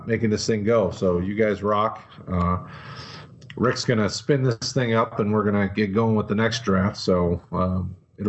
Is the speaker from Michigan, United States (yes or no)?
yes; Detroit, Michigan, United States; I'm a Detroit guy. I'm from Detroit area.